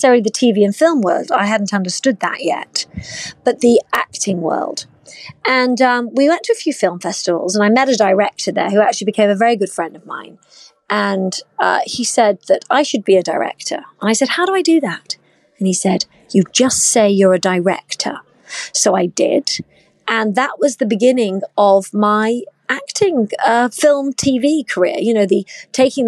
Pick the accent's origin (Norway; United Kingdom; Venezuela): United Kingdom; accent: British; moved away as an adult; now in United States; I'm obviously British. You can hear that from my accent.